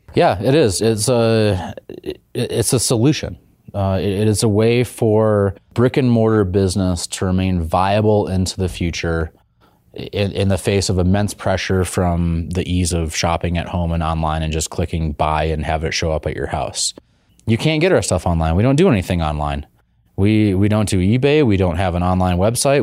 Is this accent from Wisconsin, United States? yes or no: yes; Wisconsin, United States; also born or lived in Colorado; now in Boise, United States; We're both from Wisconsin.